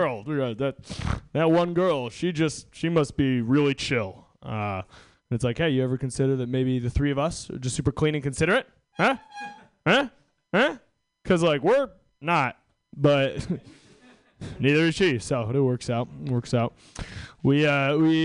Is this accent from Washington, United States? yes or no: yes; Washington, United States; I'm from Washington State